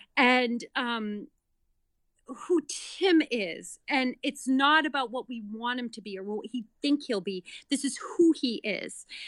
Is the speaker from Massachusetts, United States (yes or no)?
yes; Massachusetts, United States; moved away as an adult; also born or lived in New York City / Denver / Boston; now in North Andover, Massachusetts, United States; I grew up in Massachusetts, went to college in Massachusetts, lived in New York City for over ten years.